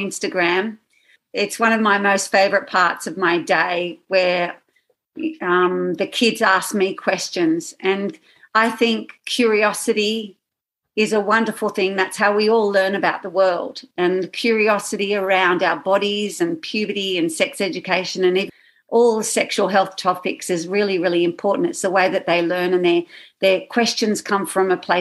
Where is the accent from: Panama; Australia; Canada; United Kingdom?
Australia; Sydney, New South Wales; I'm from Australia, from Sydney, Australia.